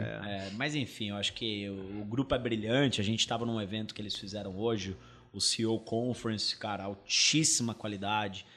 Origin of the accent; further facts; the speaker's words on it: interior of São Paulo, Brazil; moved away as an adult; also born or lived in England; now in São Paulo, Brazil; Meu pai é sócio com meu tio de um supermercado no interior de São Paulo, onde eu nasci, fui, fui criado, e depois mudei para São Paulo para poder fazer faculdade